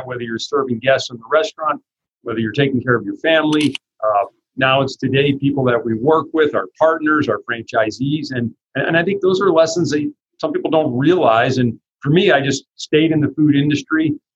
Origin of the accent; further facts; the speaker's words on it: New Jersey, United States; grew up in New Jersey, and we owned a family delicatessen business